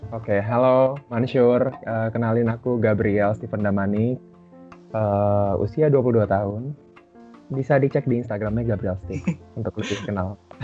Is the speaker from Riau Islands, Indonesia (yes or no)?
yes; Batam, Riau Islands, Indonesia; moved away; aku dari kecil di Batam itu udah sering ikut lomba-lomba nyanyi